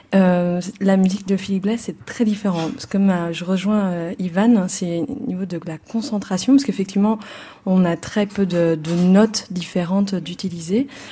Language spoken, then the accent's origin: French; Caen, Normandy, France; je suis né en Normandie, au bord de la mer, ah presque, presque au bord de la mer, à Caen